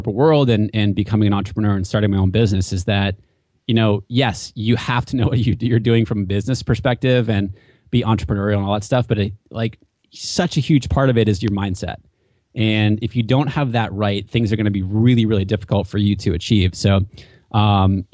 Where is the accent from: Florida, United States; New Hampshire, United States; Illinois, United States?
New Hampshire, United States; moved away as an adult; also born or lived in Washington, D.C. / West Coast; now in Southern California, United States; I grew up in New Hampshire, mm-hmm. and there is 16 miles of coastline in New Hampshire, and I was lucky enough to grow up on the coastline in New Hampshire